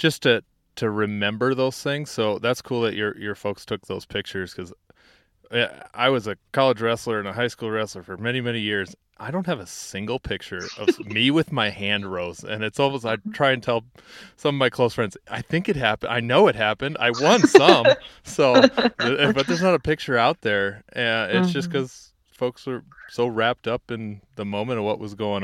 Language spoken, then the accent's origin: English; South Dakota, United States; I personally have moved back to South Dakota, my home state